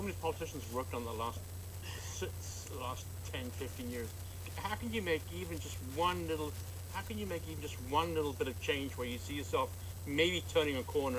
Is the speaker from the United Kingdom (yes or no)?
yes; England, United Kingdom; now in United States; I grew up in England, I grew up with trains.